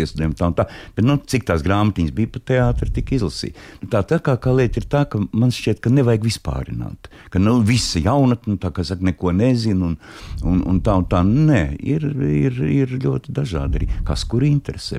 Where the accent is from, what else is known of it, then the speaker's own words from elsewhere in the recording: Latvia; es esmu no Latvijas